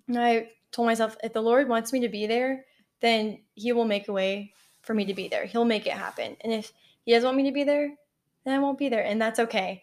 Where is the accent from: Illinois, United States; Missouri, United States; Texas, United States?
Texas, United States; College Station; moved away as an adult; now in Tallahassee, United States; I lived at home all four years of college 'cause I'm from College Station, and A and M was ten minutes